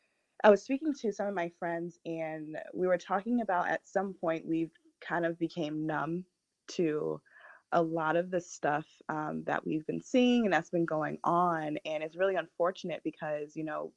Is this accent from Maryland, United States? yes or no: no; Virginia, United States; born there; I was born in Virginia, but I obviously didn't remember that.